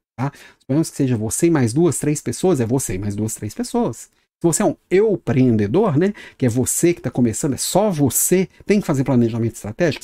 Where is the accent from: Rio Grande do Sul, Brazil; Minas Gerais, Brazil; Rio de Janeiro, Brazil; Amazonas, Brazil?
Minas Gerais, Brazil; accent: mineiro; now in Florianópolis, Brazil; Sou mineiro, meu sotaque não deixa, não me deixa mentir